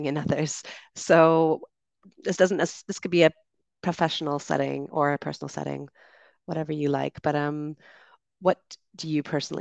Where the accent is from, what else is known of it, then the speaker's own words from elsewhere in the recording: Canada; I'm from Canada